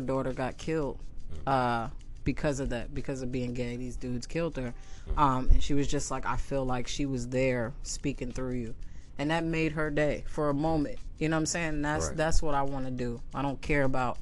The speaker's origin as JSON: {"language": "English", "region": "New York", "country": "United States", "moved": "yes", "lives_now": "California, United States", "said": "I'm from New York"}